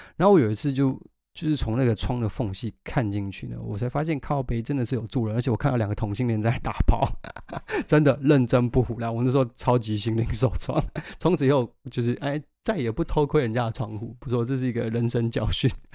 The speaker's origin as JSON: {"language": "Chinese", "country": "Taiwan", "tie": "born or raised there", "moved": "as an adult", "lives_now": "London, United Kingdom", "said": "我在台湾长大啊"}